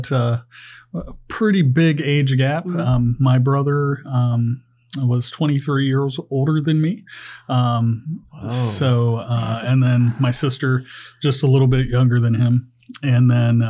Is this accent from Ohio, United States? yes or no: yes; Wilmington, Ohio, United States; also born or lived in Wright-Patterson Air Force Base, Ohio / Oklahoma; I've grown up in Wilmington, spent a little time in Oklahoma, but then came back here.